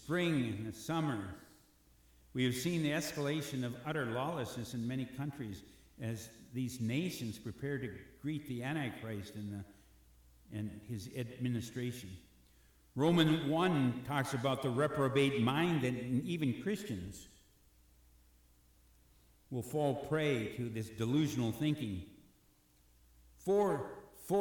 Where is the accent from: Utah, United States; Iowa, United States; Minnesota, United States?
Minnesota, United States; Robbinsdale; Robbinsdale's my hometown